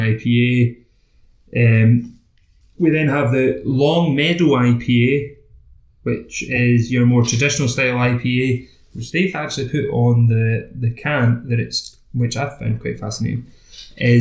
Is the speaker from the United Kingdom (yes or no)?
yes; Campbeltown, Scotland, United Kingdom; now in Glasgow, United Kingdom; we're both from Campbelltown